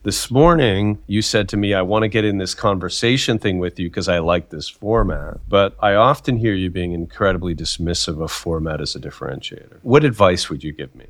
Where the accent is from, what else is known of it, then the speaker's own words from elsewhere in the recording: Canada; I'm Canadian